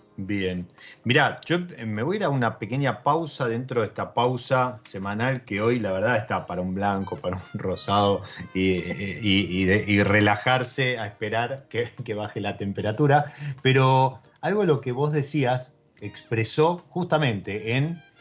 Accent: Argentina; nuestro país

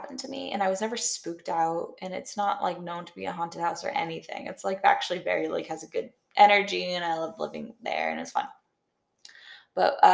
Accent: South Shore of Massachusetts, United States; where I grew up in the South Shore of Massachusetts

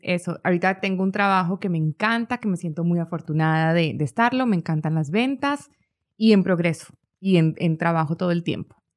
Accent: Pereira, Risaralda, Colombia; now in United States; Yo soy de una ciudad que se llama Pereira, Pereira, es una ciudad que está en el eje cafetero

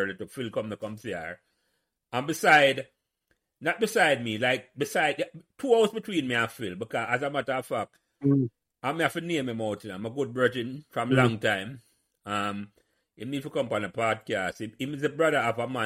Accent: Kingston, Jamaica; I grew up on Pankalbeck Avenue

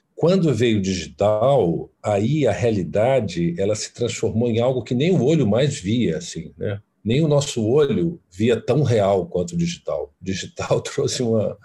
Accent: Fortaleza, Ceará, Brazil; moved away; sou do Ceará, sou de Fortaleza

